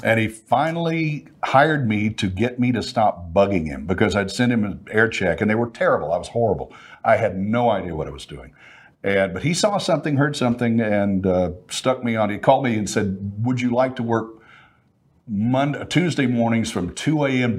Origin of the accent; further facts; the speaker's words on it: Fort Worth, Texas, United States; now in Dallas, United States; I'm from Fort Worth, live in Dallas